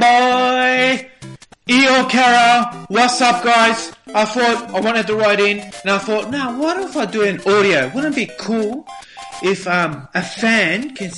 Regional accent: Melbourne, Victoria, Australia; I'm from Melbourne, Australia.

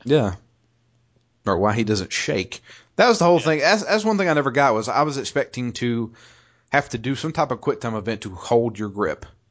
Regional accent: Georgia, United States; I'm from Georgia

